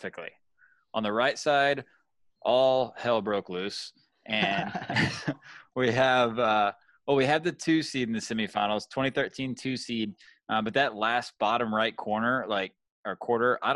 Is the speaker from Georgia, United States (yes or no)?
yes; Georgia, United States; moved away; I'm from Georgia, and we want to go home and see family so bad